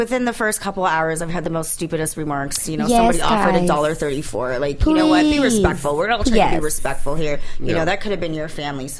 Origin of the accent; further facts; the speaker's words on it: United States; also born or lived in India; But I was adopted. I was raised in America. I speak English.